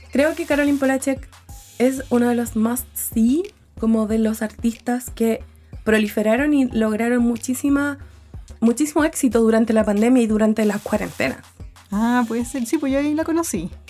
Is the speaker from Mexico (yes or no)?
no; Concepción, Biobío, Chile; Yo soy penquista